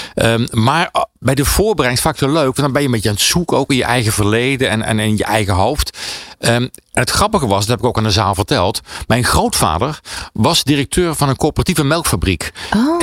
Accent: North Brabant, Netherlands; dat begon in Brabant, waar ik vandaan kwam

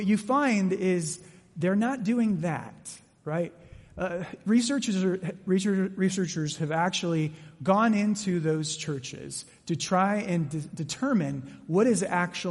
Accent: Mesa, Arizona, United States; I grew up in Mesa

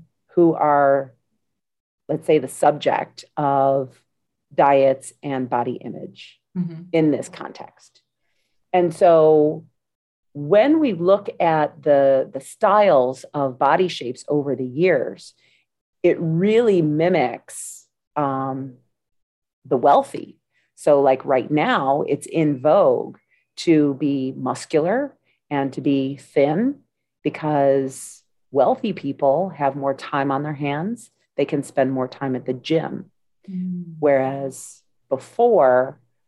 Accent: United States; I'm from the United States.

